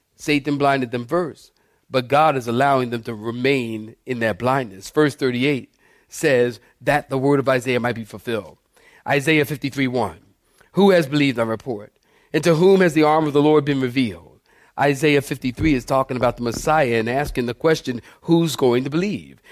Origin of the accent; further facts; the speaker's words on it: Philadelphia, Pennsylvania, United States; moved away; also born or lived in Camp Pendleton; I'm from Philadelphia.